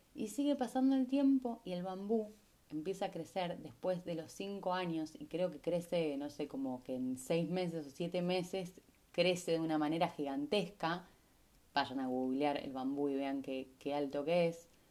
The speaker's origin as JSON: {"language": "Spanish", "town": "Rosario", "region": "Santa Fe", "country": "Argentina", "also_born_or_lived": "Capilla del Monte, Córdoba, Argentina", "moved": "as an adult", "said": "yo vengo de Rosario"}